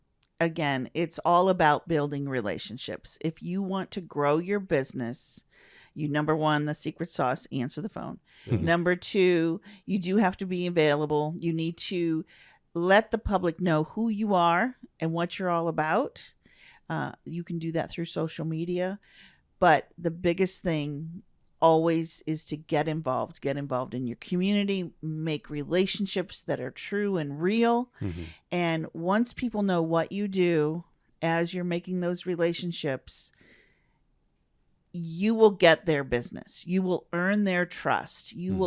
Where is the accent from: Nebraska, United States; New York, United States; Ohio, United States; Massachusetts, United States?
Ohio, United States; Tiffin; Tiffin, Ohio, which is Northwest Ohio.